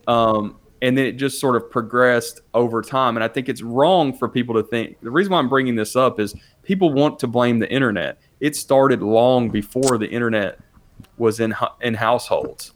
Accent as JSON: {"language": "English", "town": "Nashville", "region": "Tennessee", "country": "United States", "tie": "born or raised there", "said": "I'm a city kid. I grew up in Nashville"}